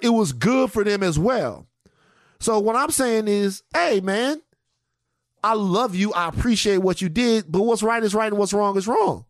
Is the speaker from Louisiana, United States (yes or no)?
yes; Louisiana, United States; moved away; I come from Louisiana where people get sick.